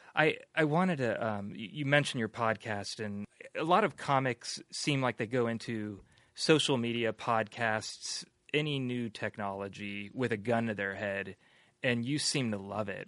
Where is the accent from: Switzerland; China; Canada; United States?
United States; San Francisco, California; I grew up here